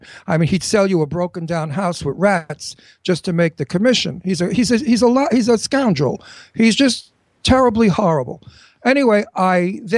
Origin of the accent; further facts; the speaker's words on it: New York City, New York, United States; I'm an Italian from Brooklyn